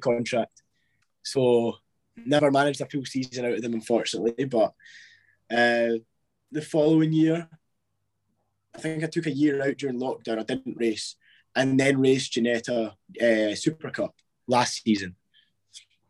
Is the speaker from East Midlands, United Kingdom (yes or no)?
no; Scotland, United Kingdom; accent: Scottish; I was raised in Scotland. My mum's from El Salvador.